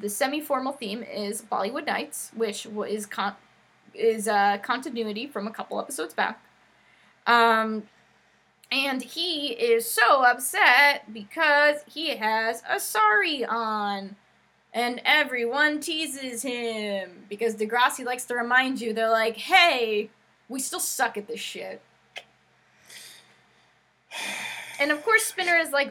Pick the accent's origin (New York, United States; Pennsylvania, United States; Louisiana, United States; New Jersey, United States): New Jersey, United States; I went to semi, because I'm from Jersey, and that's what we called it